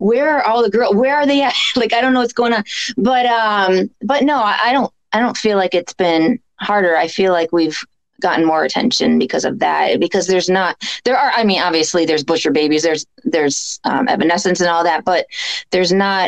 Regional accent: Chicago, Illinois, United States; we're from the Chicago area

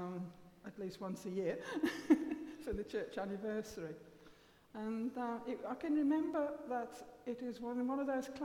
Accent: Willenhall, West Midlands, United Kingdom; we moved house when I was five, and we moved from Willenhall. And the Gran stayed in her house, and we moved to New Invention in Willenhall. And so I was just five then, and I started to go to school in the New Invention Junior School

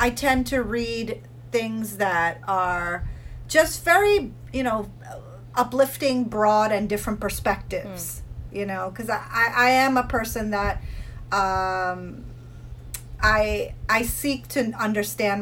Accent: United States; I grew up in the United States. You know, we moved here when I was 8

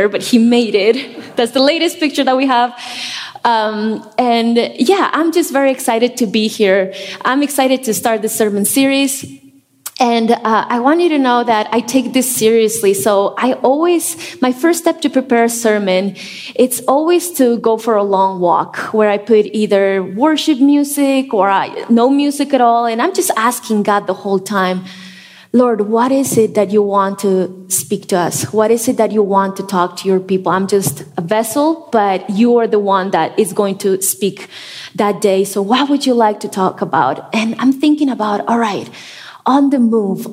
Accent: La Paz, Bolivia; moved away as an adult; now in Denver, United States; I was born and raised in La Paz, Bolivia.

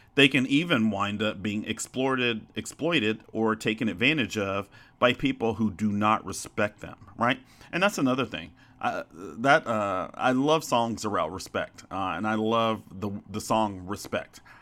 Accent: Arkansas, United States; also born or lived in Chicago, Illinois; I grew up in Arkansas

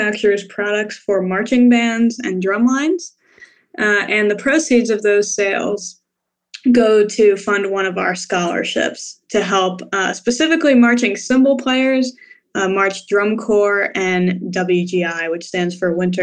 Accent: Atlantic City, New Jersey, United States; moved away as an adult; also born or lived in Philadelphia, Pennsylvania / Dayton, Ohio; now in Nashville, United States; I'm originally from Atlantic City, New Jersey, one of the few people who actually grew up

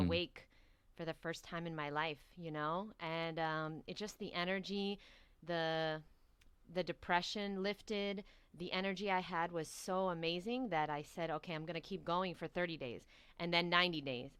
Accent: New York City, New York, United States; moved away as an adult; now in Miami, United States; So I'm born and raised in New York

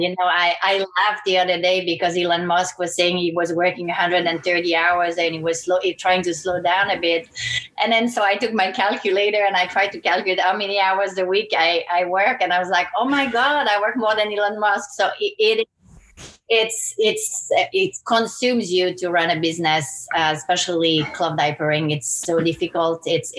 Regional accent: French Caribbean, France; So I grew up on a boat with my parents. So I was kind of like a pirate. We started in France and I grew up in the Blue Lagoons of the French Caribbean.

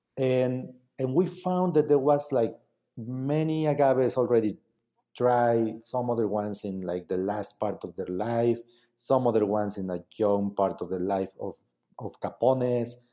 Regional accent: Mazatlán, Oaxaca, Mexico; English is a second language; moved away; I was from Mazatlán

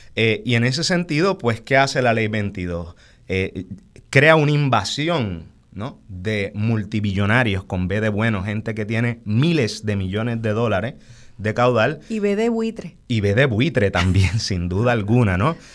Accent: San Juan, Puerto Rico; also born or lived in Santurce; Yo soy natural de Río Piedras, pero en ese momento estaba residiendo en la zona de Santurce

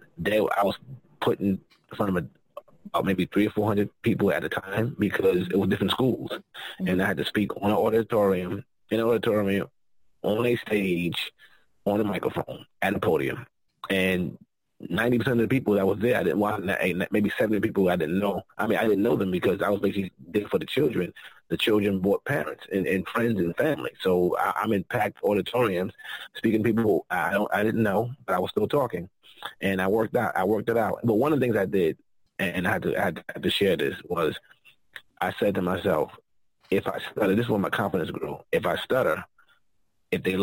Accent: New York, United States; I talk fast. I'm from New York

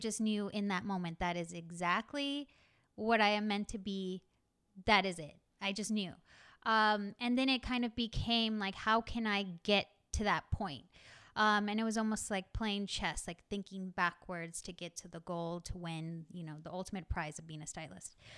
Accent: Texas, United States; growing up in Texas

